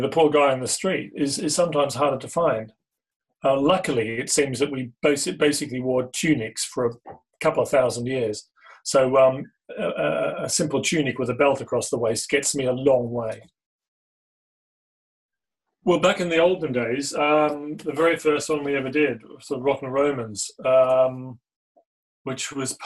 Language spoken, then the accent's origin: English; Australia; Growing up in Australia